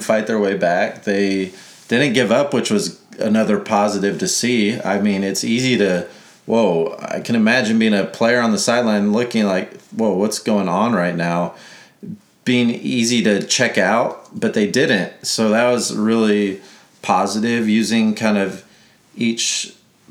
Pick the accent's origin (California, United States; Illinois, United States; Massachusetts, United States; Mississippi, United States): Mississippi, United States; Biloxi; I was born in Mississippi